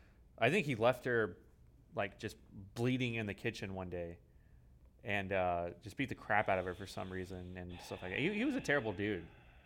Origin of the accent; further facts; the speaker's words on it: Riverside, California, United States; born there; I was born in California, Riverside. Born on an Air Force base.